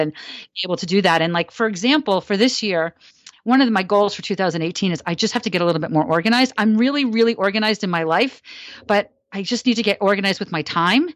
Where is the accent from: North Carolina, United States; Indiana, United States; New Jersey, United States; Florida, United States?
New Jersey, United States; I grew up in New Jersey, so near Coney Island